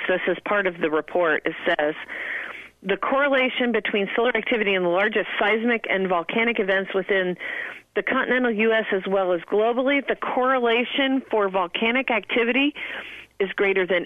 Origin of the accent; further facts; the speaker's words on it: Midwest, United States; I'm from the middle of the country